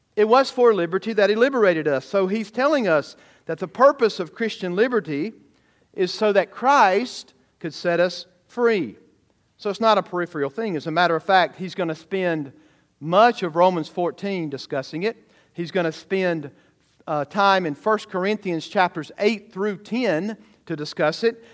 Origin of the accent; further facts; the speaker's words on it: the South, United States; growing up in the South